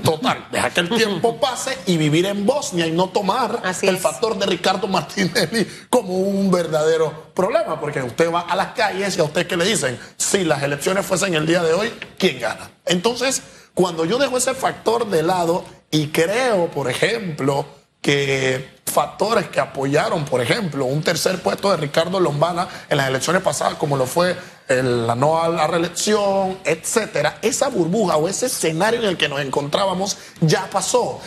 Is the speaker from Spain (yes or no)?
no; Panama; como panameños